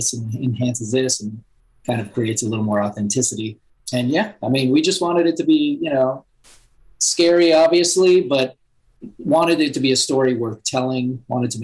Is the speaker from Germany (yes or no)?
no; Puerto Rico; I was born in Puerto Rico.